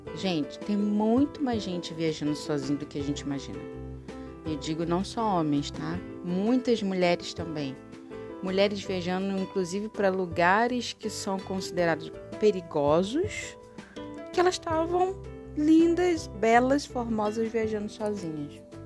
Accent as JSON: {"language": "Portuguese", "country": "Brazil", "said": "nós brasileiros"}